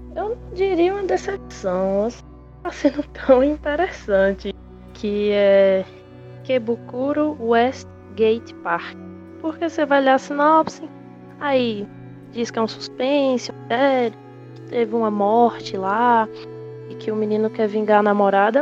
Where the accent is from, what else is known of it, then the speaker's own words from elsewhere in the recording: Caruaru, Pernambuco, Brazil; eu sou natural da cidade de Caruaru